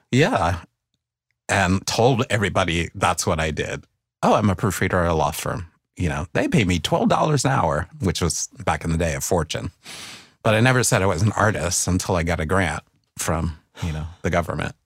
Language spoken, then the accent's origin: English; New York City, New York, United States; moved away as an adult; also born or lived in Brooklyn; I left the Bronx as soon as I could